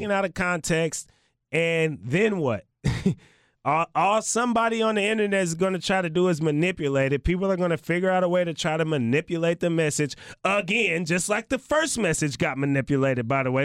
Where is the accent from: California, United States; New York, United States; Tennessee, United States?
California, United States; the Bay Area; now in Portland, United States; I'm not in the Bay right now. That's, that's my hometown